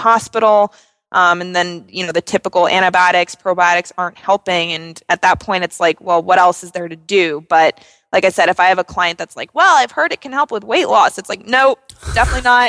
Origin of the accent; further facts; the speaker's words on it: New Jersey, United States; I'm from New Jersey, so I tend to be a little vulgar